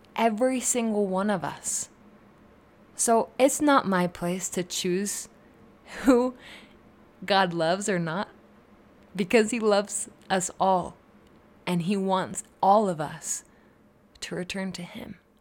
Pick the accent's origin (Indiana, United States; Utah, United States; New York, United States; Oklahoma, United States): Utah, United States; I'm just from Utah. But really, that is part of who I am. That's part of why I am the way that I am, was where I grew up